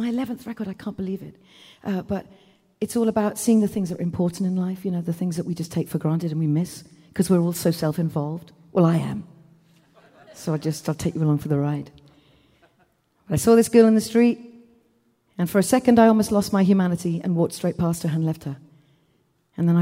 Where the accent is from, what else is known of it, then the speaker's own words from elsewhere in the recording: Wales, United Kingdom; I am from Wales